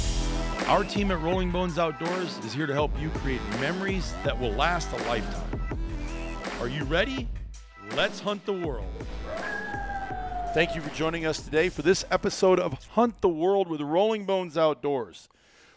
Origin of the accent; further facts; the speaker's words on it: Iowa, United States; as a kid growing up in Iowa